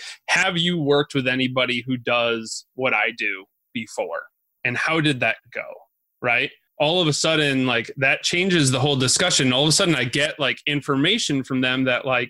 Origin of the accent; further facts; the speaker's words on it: Binghamton, New York, United States; also born or lived in Syracuse, New York; I grew up in Binghamton in Syracuse